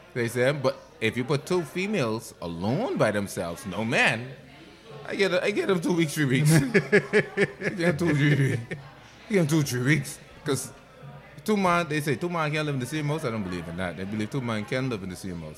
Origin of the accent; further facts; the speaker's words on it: Bahamas; I come from Toten Water